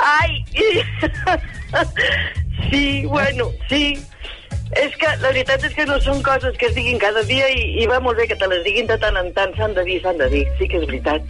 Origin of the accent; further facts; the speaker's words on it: Sant Feliu de Llobregat, Catalonia, Spain; moved away as an adult; now in Calafell, Spain; jo sóc de Sant Feliu de Llobregat, el que passa que ara estem fa com quasi 3 anys que ens hem traslladat aquí a la costa i estem a Calafell.